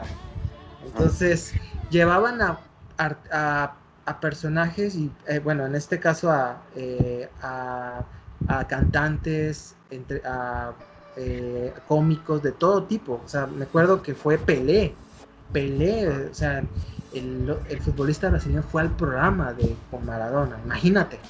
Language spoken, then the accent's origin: Spanish; Mexico; nosotros como mexicanos